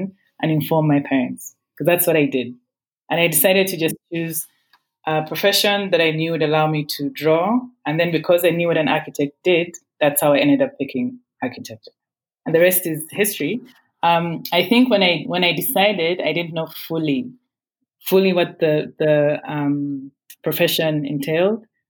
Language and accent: English; Kampala, Central Region, Uganda; I grew up in Kampala, in Mutungo, to be specific